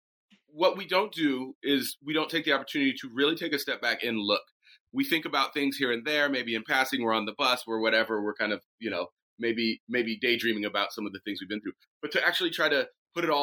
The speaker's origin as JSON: {"language": "English", "town": "Ferndale", "region": "California", "country": "United States", "tie": "born or raised there", "also_born_or_lived": "Oakland, California", "said": "I was born in Oakland, and I was raised up in a little town called Ferndale, which is up in Humboldt County"}